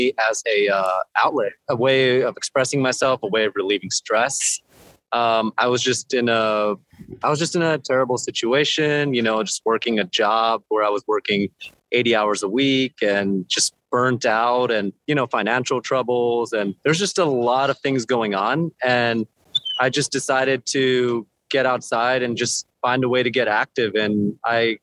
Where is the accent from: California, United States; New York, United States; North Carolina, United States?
California, United States; Los Angeles; also born or lived in Orange County, California; I was born in LA in the inner city. I lived there for the first 12, 13 years of my life